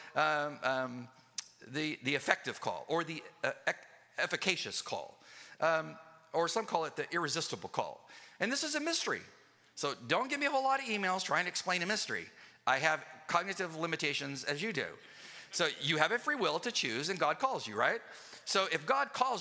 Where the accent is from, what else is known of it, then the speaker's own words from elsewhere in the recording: Southern California, United States; I used to love to go to the county fair when I grew up in Southern California